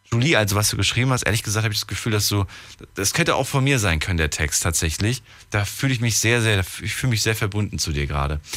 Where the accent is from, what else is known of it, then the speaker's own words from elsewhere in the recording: Algeria; now in Bonn, Germany; Ich komme aus Algerien.